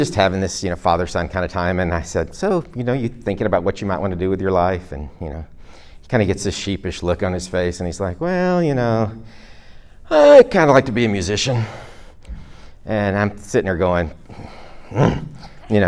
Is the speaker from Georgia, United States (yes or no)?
yes; Georgia, United States; I'm from Georgia